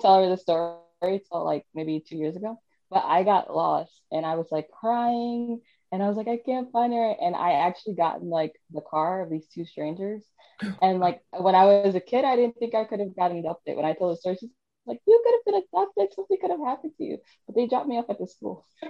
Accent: New York City, New York, United States; moved away as an adult; also born or lived in Virginia; I was born and raised in New York City

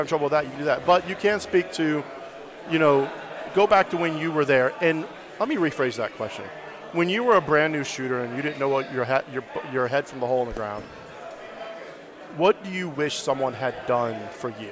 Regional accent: Alabama, United States; I'm from Alabama

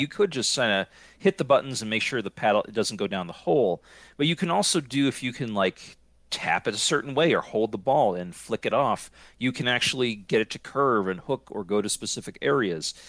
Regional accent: Scranton, Pennsylvania, United States; moved away; I am originally from Scranton, Pennsylvania

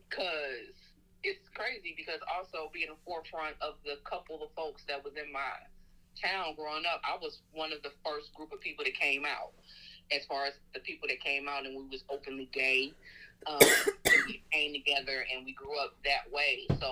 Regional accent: Indiana, United States; moved away as an adult; now in Birmingham, United States; I'm from the Midwest, Indiana, Hoosier.

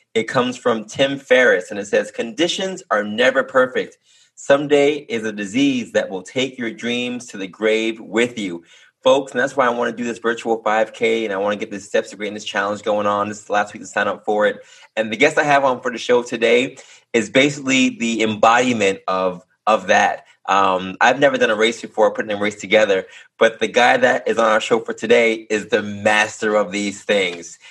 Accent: New York City, New York, United States; I'm born in Harlem, and uh, we're both from Manhattan, which a lot of people aren't originally from Manhattan, but we are

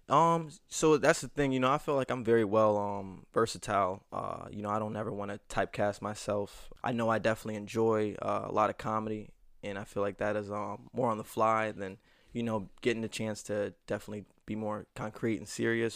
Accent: Niagara Falls, New York, United States; Niagara Falls, New York, hometown of the Buffalo Bills and the Niagara Falls waterfall

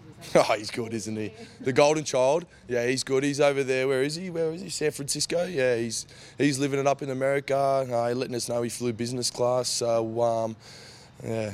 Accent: Queensland, Australia; as a Queenslander

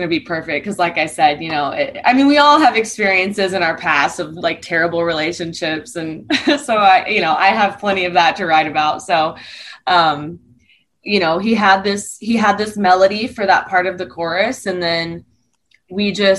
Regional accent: Southern Missouri, United States; grew up in Southern Missouri on a farm

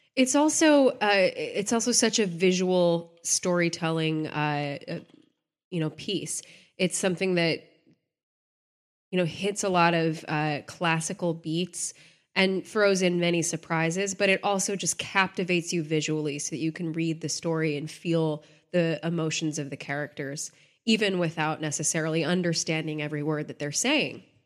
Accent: Texas, United States; I grew up in Texas

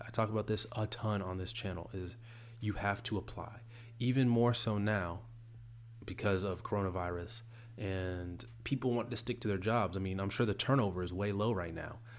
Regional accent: the South, United States; I'm from the South

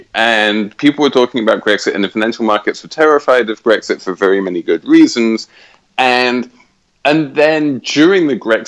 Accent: England, United Kingdom; moved away; I am English. I am British.

